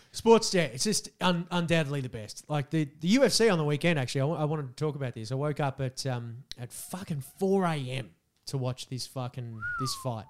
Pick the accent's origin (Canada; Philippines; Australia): Australia